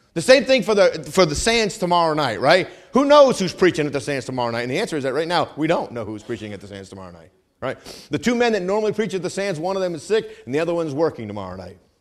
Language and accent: English; New England, United States; moved away; I'm from New England